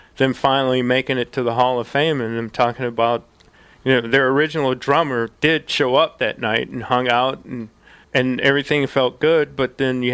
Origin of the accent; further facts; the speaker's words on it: France; when I was growing up in France